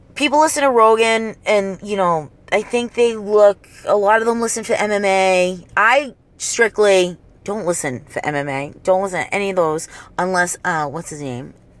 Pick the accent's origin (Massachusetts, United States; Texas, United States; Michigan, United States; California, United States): Massachusetts, United States; Revere; born or raised there; accent: Boston accent